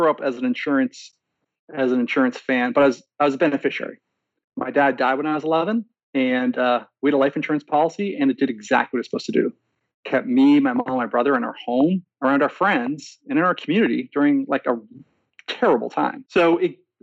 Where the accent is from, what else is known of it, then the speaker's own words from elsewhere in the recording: Boston, Massachusetts, United States; I grew up outside of Boston in the western suburbs, born and raised